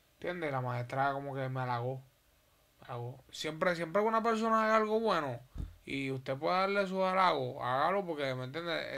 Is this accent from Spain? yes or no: no; Puerto Rico; also born or lived in Holguín, Cuba; mi crianza completamente completamente es puertorriqueña